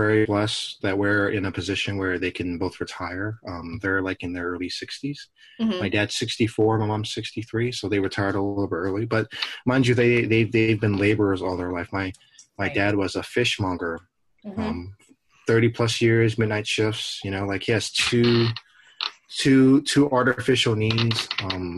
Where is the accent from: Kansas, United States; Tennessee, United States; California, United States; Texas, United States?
California, United States; Oakland; growing up in Oakland